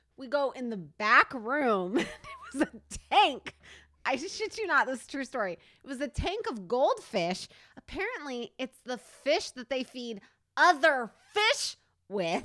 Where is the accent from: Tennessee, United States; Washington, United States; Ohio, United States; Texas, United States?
Washington, United States; Stanwood; also born or lived in Camano Island, Washington; we come from a small town. Oh, shit. Stanwood, Washington